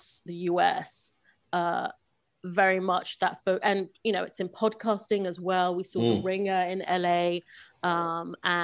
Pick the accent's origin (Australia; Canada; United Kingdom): United Kingdom; London; moved away; I was born in London, grew up in London